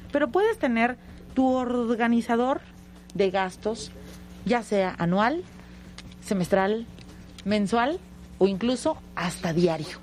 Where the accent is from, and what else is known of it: Mexico